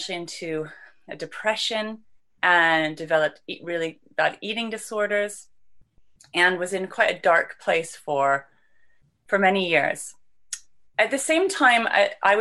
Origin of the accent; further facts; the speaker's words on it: Vancouver, British Columbia, Canada; now in London, United Kingdom; I was born and raised in Vancouver, Canada